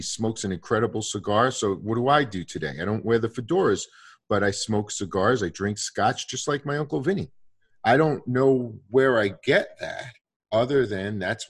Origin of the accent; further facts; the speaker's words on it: Brooklyn, New York, United States; But all of my family, when you're growing up in Brooklyn, everybody's bakers, hairdressers, police officers, or Goombas, right?